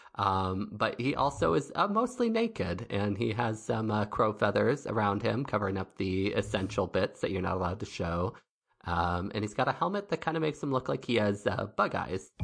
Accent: Nebraska, United States; I grew up in Nebraska

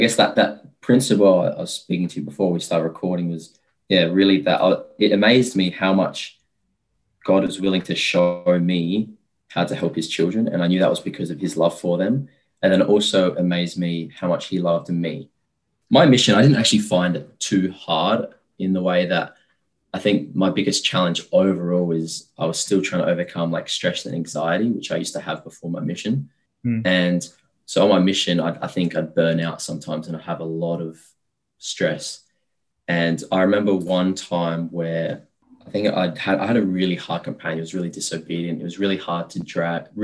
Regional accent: Australia; I'm Australian. Like, it's just easy for me because, you know, I'm a local.

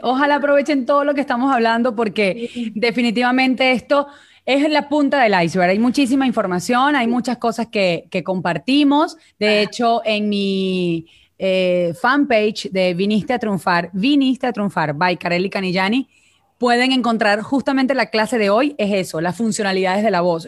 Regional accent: Venezuela; accent: Venezuelan; moved away as an adult; now in Mexico; mi acento es venezolano

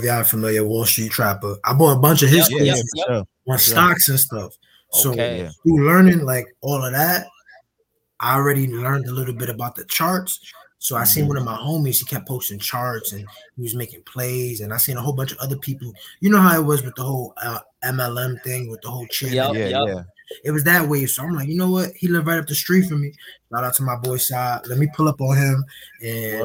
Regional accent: New York City, New York, United States; now in New Jersey, United States; I'm from the Bronx, grew up in the Bronx, moved to Jersey

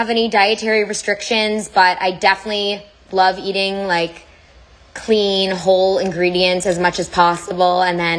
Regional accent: Toronto, Ontario, Canada

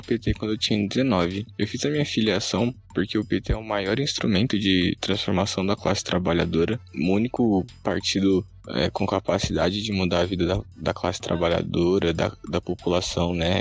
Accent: Barueri, São Paulo, Brazil; sou de Barueri, região metropolitana de São Paulo

